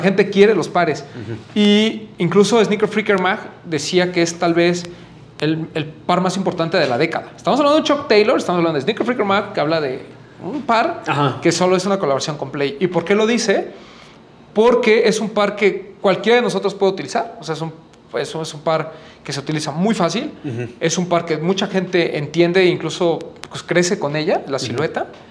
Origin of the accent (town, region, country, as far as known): Mexico